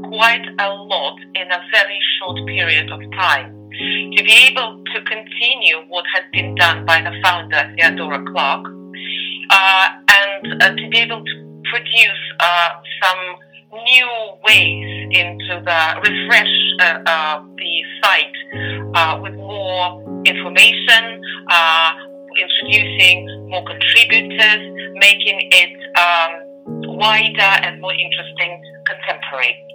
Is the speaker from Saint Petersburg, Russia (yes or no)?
no; Moscow, Russia; now in England; I was brought up in Moscow